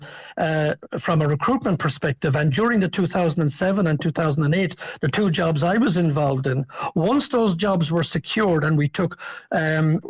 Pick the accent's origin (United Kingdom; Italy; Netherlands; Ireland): Ireland; Cobh, Munster; I'm from Cove